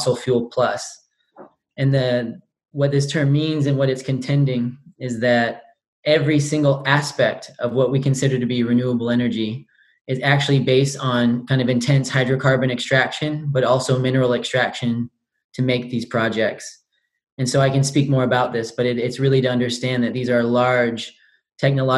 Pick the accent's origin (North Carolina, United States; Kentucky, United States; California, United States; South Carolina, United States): California, United States; Northern; moved away as an adult; also born or lived in England / Netherlands; now in Oslo, Norway; I'm from Northern California, but have managed to do a lot of my higher education in England, the Netherlands, and now I'm based in Norway.